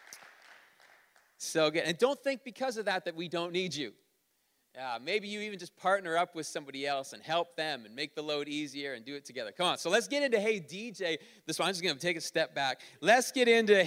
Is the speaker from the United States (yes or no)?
no; Ontario, Canada; moved away; I grew up in Ontario